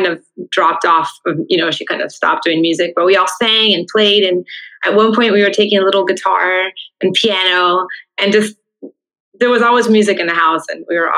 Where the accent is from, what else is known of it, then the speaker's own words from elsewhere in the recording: Miami, Florida, United States; my dad came from Havana, Cuba, my mom from Santiago, and then they met in Miami, and I was born in Miami